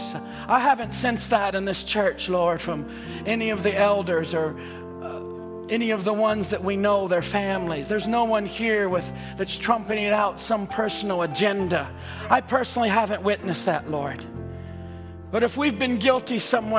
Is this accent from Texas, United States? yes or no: no; Seattle, Washington, United States; I'm from Seattle